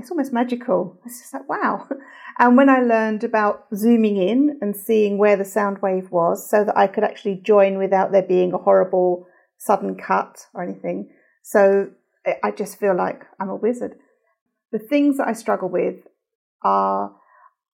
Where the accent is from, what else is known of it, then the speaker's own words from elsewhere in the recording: London, United Kingdom; I'm from London, England.